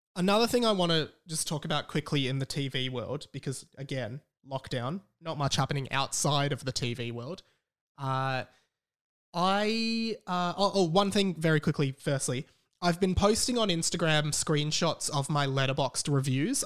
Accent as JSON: {"language": "English", "country": "Australia", "said": "We're not even from Australia. Well, we are."}